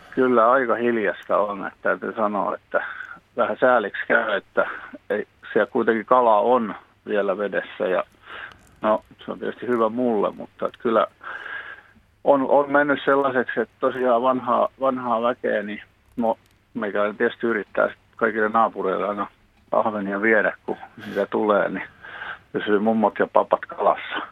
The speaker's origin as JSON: {"language": "Finnish", "town": "Pori", "region": "Satakunta", "country": "Finland", "tie": "born or raised there", "moved": "yes", "lives_now": "Pyhäranta, Finland", "said": "mä itse Porista syntyisin"}